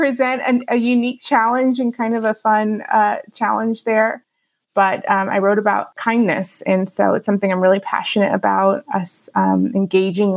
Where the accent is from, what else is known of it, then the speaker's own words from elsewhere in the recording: Houston, Texas, United States; moved away as an adult; also born or lived in Los Angeles / Chicago; now in Grand Rapids, United States; I actually grew up in Houston, Texas